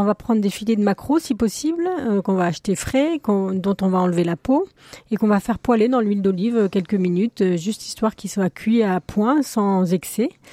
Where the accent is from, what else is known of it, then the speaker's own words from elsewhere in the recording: the West, western France, France; je suis originaire de l'Ouest